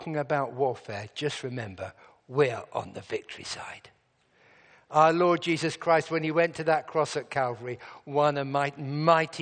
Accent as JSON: {"language": "English", "region": "England", "country": "United Kingdom", "said": "I'm from England."}